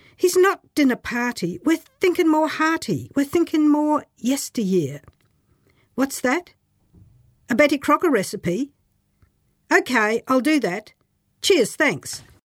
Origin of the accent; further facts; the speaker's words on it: Queensland, Australia; now in New Zealand; In rural Australia, where I grew up, clear enunciation wasn't the norm